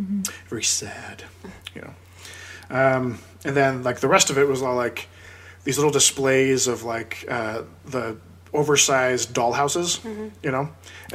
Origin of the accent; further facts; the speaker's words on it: Seattle, Washington, United States; we grew up in Seattle